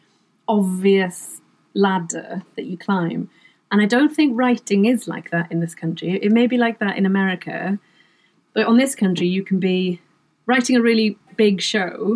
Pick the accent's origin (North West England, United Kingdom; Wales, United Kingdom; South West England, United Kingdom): Wales, United Kingdom; first language Welsh; English is a second language; my first language is Welsh.